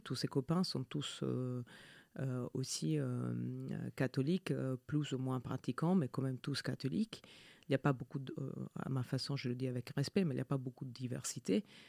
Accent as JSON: {"language": "French", "country": "Italy", "second_language": "French", "moved": "yes", "said": "je suis euh, italienne. mes deux parents sont italiens"}